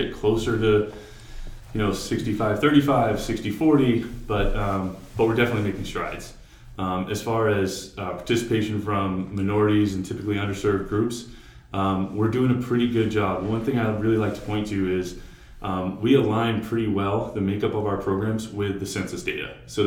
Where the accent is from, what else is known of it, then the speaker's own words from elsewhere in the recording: Cape Cod, Massachusetts, United States; moved away as an adult; also born or lived in Georgia / Utah; I grew up on Cape Cod, so I'm from Massachusetts